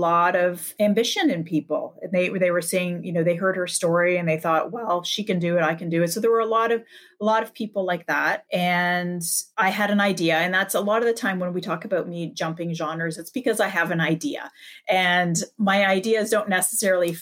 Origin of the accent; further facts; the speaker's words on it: Canada; I'm Canadian.